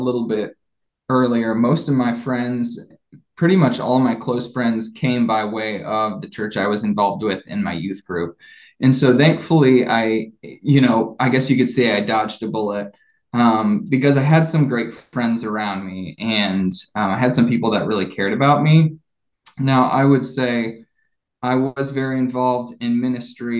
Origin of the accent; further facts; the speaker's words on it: Columbus, Ohio, United States; moved away as an adult; also born or lived in Nashville; I grew up in Ohio near Columbus.